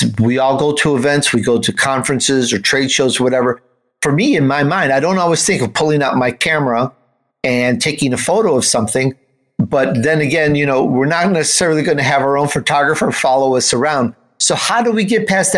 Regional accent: Chicago, Illinois, United States; also born or lived in Italy; You wouldn't know I was Italian mm-hmm. from my accent because I grew up in Chicago

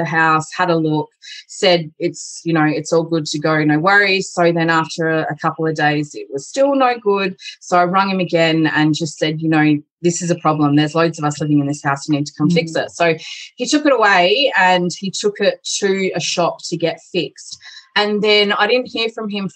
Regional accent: Adelaide, South Australia, Australia; my hometown

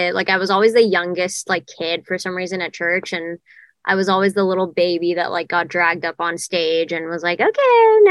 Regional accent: Jakarta, Indonesia; moved away as an adult; also born or lived in Nashville; now in Los Angeles, United States; I was born and raised in Jakarta, Indonesia. I moved to the States. To Nashville, actually, when I was 18 for college

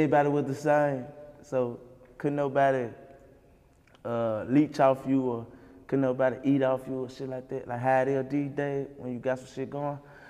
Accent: Memphis, Tennessee, United States; I'm from Third Wall.

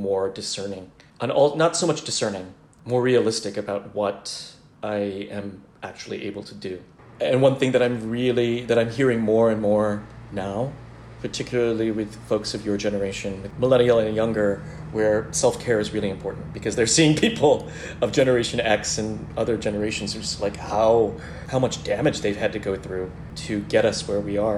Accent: United States; So I am a Filipino-American man

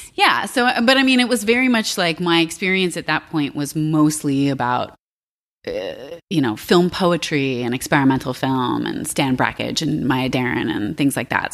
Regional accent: Alexandria, Virginia, United States; I grew up in Virginia.

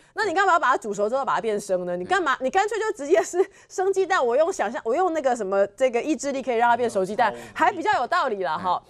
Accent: Taiwan; 我们台湾人

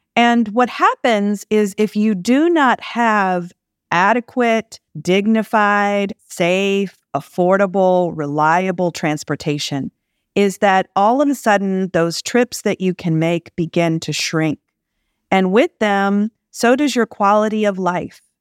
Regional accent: Jackson, Mississippi, United States; moved away as an adult; also born or lived in Bay Area, California; now in Los Angeles, United States; I grew up in Jackson, Mississippi

